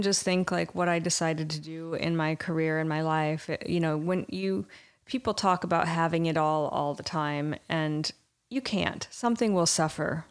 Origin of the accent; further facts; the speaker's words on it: Irvine, California, United States; also born or lived in Michigan; I grew up in Orange County. I'm from Michigan. I grew up in Orange County and in Irvine